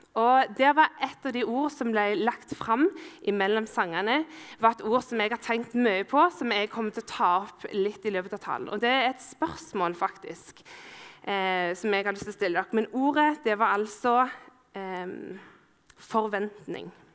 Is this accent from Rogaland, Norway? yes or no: yes; Ålgård, Rogaland, Norway; Ålgård, der jeg er fra.